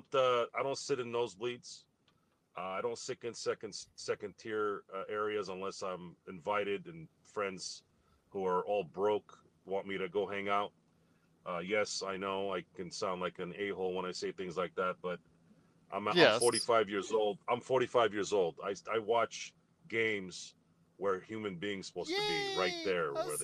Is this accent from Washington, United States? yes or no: no; Turlock, California, United States; back when I was growing up in Turlock, California